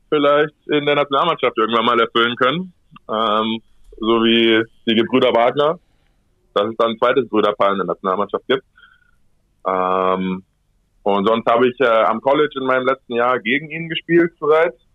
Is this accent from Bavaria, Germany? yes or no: yes; Munich, Bavaria, Germany; moved away as an adult; now in Barcelona, Spain; Meine Eltern wohnen in München. Ich bin im Sommer, verbringe ich da viel Zeit. Und ähm, ja, München ist auf jeden Fall meine Heimat.